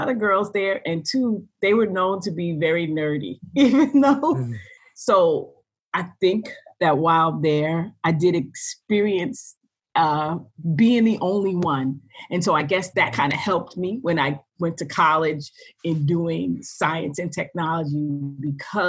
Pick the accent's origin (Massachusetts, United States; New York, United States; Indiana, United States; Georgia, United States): New York, United States; New York City; I grew up in Brooklyn, New York.